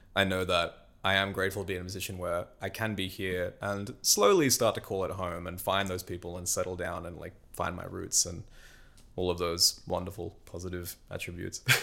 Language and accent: English; Newcastle, New South Wales, Australia; moved away as an adult; Australia for me was home and particularly my hometown, Newcastle